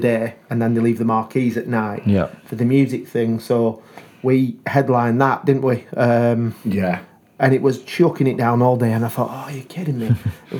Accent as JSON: {"language": "English", "town": "Leyland", "region": "North West England", "country": "United Kingdom", "said": "I'm from Leyland."}